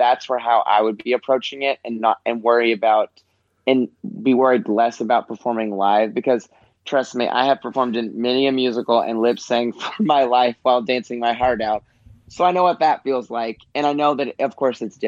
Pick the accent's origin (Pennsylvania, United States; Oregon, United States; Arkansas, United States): Arkansas, United States; Newport; also born or lived in Studio City, Los Angeles; now in Los Angeles, United States; I'm from Arkansas, like really small town, like just above 7,000 people, Arkansas